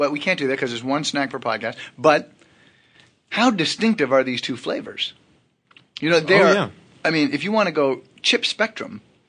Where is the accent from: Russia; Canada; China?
Canada; I'm Canadian.